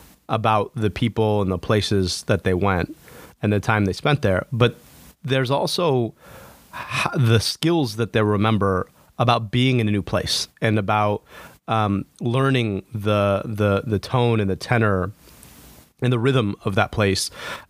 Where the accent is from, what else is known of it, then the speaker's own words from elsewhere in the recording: United States; I'm American, but that's always with an asterisk, right? Because not everybody accepts me as American, even though I was born and raised here.